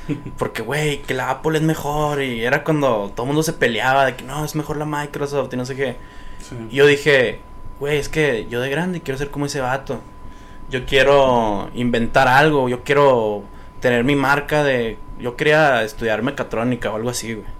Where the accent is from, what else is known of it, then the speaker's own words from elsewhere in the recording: Nogales, Sonora, Mexico; also born or lived in Tucson, Arizona, United States; now in Hermosillo, Mexico; yo nací en Tucson, Arizona pero viví hasta los 12 años en Nogales, Sonora. Ahí fue mi infancia. Pero en Hermosillo, o sea, ya me vine a vivir a Hermosillo desde los 12 años en adelante.